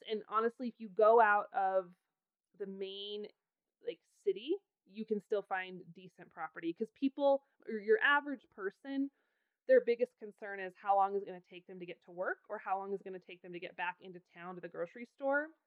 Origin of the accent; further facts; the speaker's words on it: Idaho, United States; moved away as an adult; now in Wyoming, United States; I adore Wyoming. I have lived here since I was 18 I have no plans ever of leaving. And even though I was born and raised in Idaho